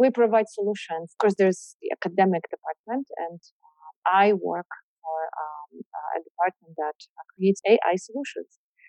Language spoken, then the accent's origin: English; Poland; English is a second language; now in Canada; I'm Polish. I was born in Poland. But then I spent most of my life in Canada.